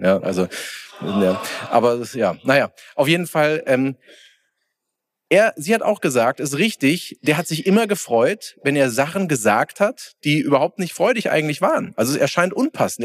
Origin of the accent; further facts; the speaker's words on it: Bensheim, Hesse, Germany; ich komme aus Hessen, Südhessen, Bensheim.